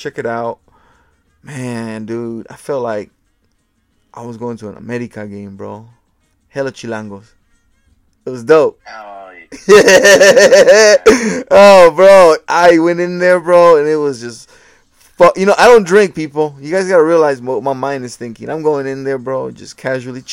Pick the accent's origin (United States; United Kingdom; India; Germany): United States; Portland, Oregon; I grew up in Portland